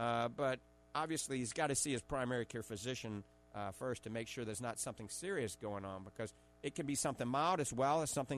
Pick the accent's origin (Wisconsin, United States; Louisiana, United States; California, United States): Louisiana, United States; New Orleans; accent: Cajun; I actually like Arkansas. I grew up in New Orleans. That's why everybody calls me a coon ass, you know. Oh. I don't have my my Cajun accent anymore.